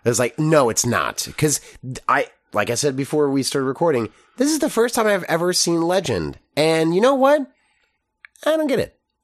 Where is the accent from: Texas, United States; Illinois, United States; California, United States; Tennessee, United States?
Texas, United States; grown as a Texan